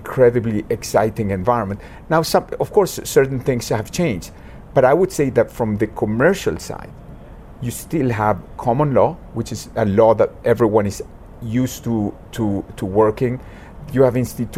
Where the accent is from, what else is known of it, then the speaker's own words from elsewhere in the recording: Argentina; now in Hong Kong; I come from Argentina